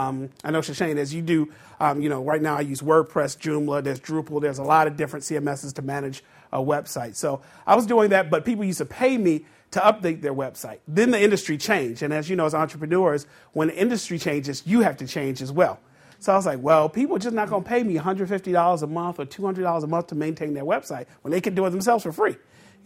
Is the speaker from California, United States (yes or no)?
no; Baltimore, Maryland, United States; I'm from the Baltimore area.